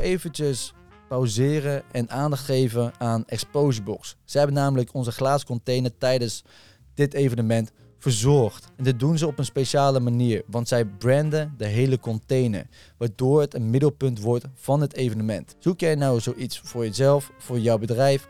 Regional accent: Rotterdam, South Holland, Netherlands; ik kom uit Rotterdam

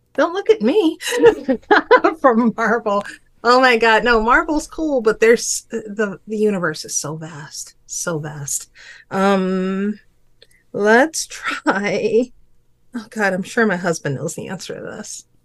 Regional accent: New Orleans, Louisiana, United States; now in Grand Forks, United States; I'm originally from New Orleans, Louisiana.

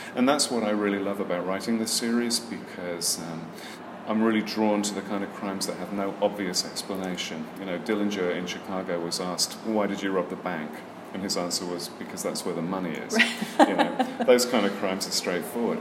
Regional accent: Birmingham, West Midlands, United Kingdom; I'm actually from Birmingham, England.

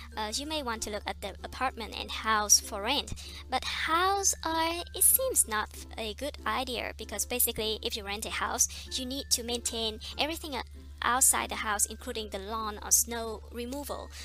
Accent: Vietnam; English is a second language; moved away as an adult; also born or lived in Iowa, United States; now in United States; Vietnamese because I come from Vietnam

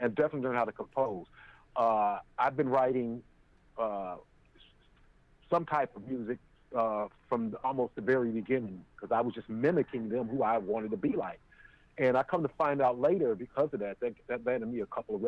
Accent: Chicago, Illinois, United States; born or raised there; also born or lived in Oakland, California

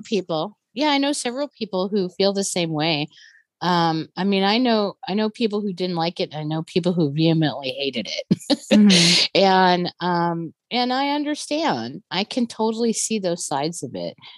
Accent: near Telluride, Colorado, United States; my hometown is on is not very far away from Telluride.

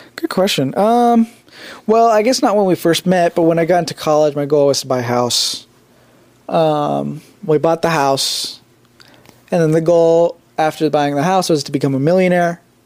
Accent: United States; also born or lived in India; I was born in India and I came to America when I was three and a half. So technically, I was like raised in America.

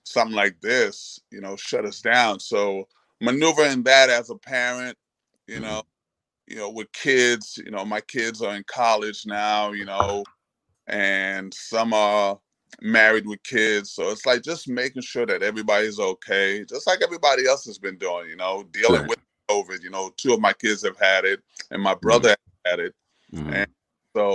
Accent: New York City, New York, United States; also born or lived in Haiti; I grew up across the street from Rucker Park

